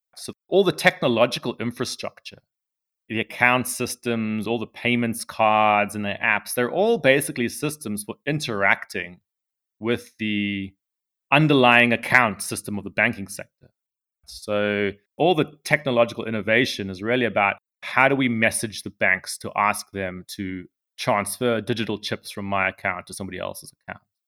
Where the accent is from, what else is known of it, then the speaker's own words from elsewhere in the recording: South Africa; I'm from South Africa